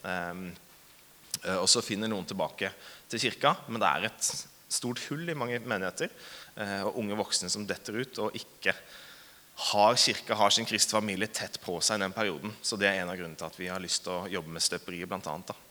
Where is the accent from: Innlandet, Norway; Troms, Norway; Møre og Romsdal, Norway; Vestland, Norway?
Innlandet, Norway; Hamar; Eh, jeg er fra Hamar. Jeg er faktisk født og oppvokst i Hamar. Eh, men jeg er litt sånn dialektforvirra